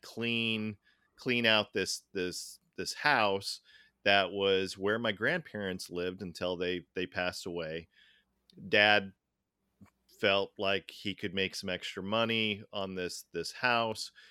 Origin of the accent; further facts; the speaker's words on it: Tacoma, Washington, United States; we grew up in Tacoma for the most part